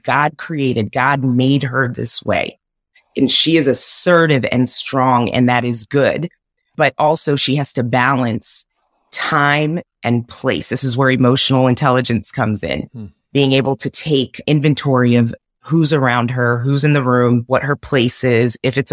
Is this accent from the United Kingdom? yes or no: no; Zambia; I was born in Africa in Zambia. My mom is Zambian. My dad was Caucasian American